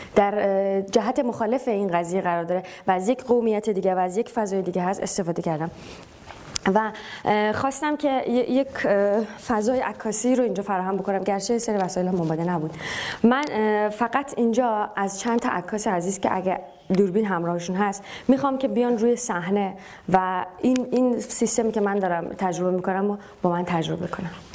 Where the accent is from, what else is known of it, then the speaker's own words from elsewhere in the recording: Tehran, Tehran Province, Iran; من مثلا تو تهران بزرگ شدم